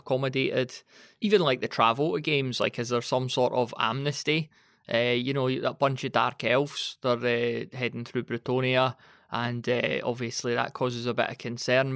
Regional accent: Scotland, United Kingdom; being Scottish.

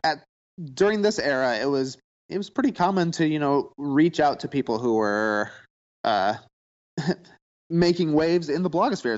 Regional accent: Plano, Illinois, United States; I'm actually from a tiny town called Plano, Illinois

